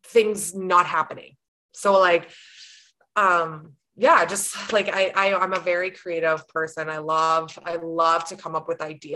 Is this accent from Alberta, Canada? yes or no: yes; Grande Prairie, Alberta, Canada; also born or lived in Fairview; now in Sexsmith, Canada; I'm born and raised Grand Prairie. That's my hometown, but we live in Sexsmith